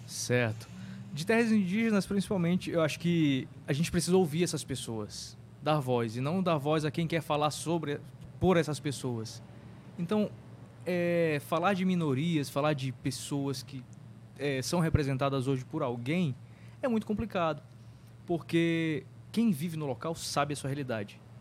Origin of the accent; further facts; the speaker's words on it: Amazon, Brazil; nós chamamos aqui na Amazônia